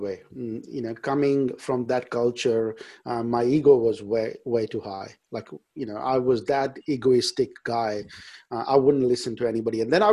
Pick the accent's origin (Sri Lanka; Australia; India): India; English is a second language; moved away; I was born and brought up in India.